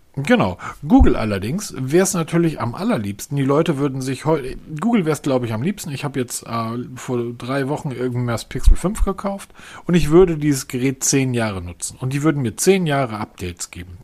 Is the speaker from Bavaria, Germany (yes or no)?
no; Husum, Schleswig-Holstein, Germany; now in Hesse, Germany; meine alte Heimat, an das Fischhaus Loof oben in Husum an der Nordseeküste